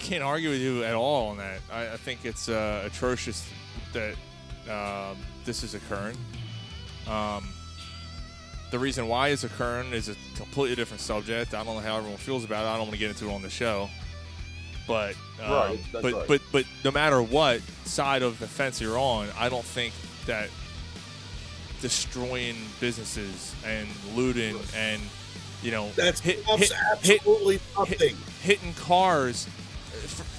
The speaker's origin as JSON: {"language": "English", "town": "Philadelphia", "region": "Pennsylvania", "country": "United States", "said": "we're from Philly. All of us are from Philly"}